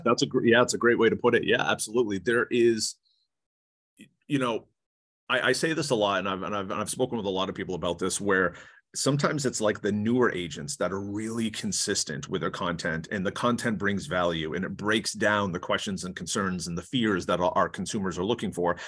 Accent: Maine, United States; accent: New England; moved away as an adult; now in California, United States; I'm from Maine originally, so I moved to, to California in two thousand two, three, two thousand three

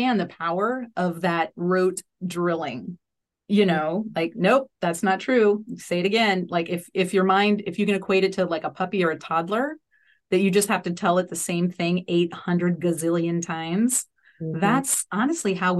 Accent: New Orleans, Louisiana, United States; I grew up in New Orleans, Louisiana

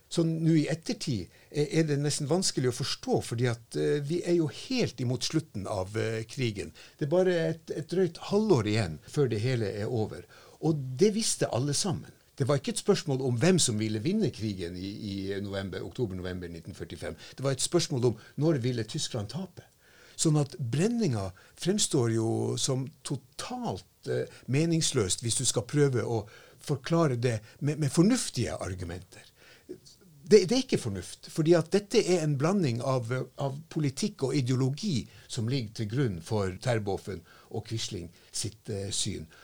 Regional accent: Finnmark, Norway; now in Tromsø, Norway; jeg har faktisk vokst opp med en løgn selv om jeg kommer fra Finnmark.

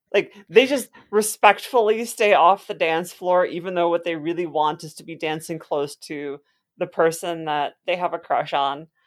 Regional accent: Wisconsin, United States; I am from Wisconsin, where there is plenty of alcohol available to minors at all times

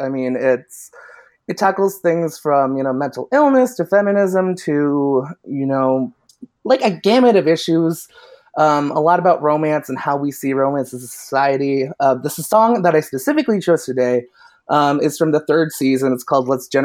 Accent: Lansing, Michigan, United States; also born or lived in Ypsilanti, Michigan; I'm born and raised in Lansing, Michigan, the capital city

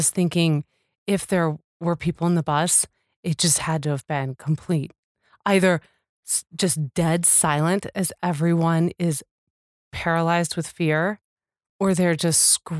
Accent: Midwest, United States; That's because we're from the Midwest.

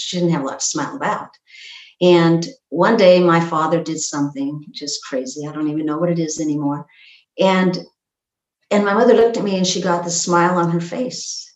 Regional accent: Pacific Northwest, United States; I grew up in the Pacific Northwest in this small logging town

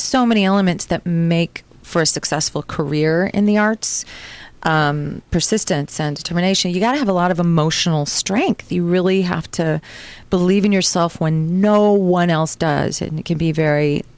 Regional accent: Milwaukee, Wisconsin, United States; moved away; in high school, I went to an arts high school in Milwaukee

